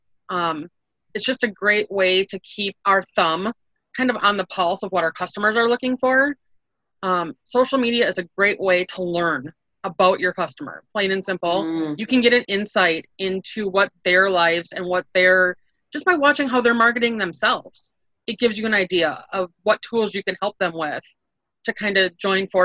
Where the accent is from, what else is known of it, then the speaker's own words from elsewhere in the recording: Wisconsin, United States; we're from Wisconsin and we're all cheeseheads